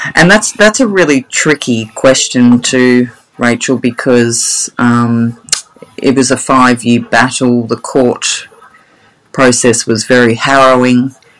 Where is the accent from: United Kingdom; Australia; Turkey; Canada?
Australia; Sydney, New South Wales; now in Brisbane, Australia; I grew up in Sydney. I was born in Sydney, eastern suburbs girl